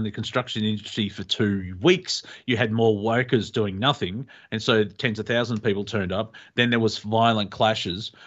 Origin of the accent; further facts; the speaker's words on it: Australia; we're Australian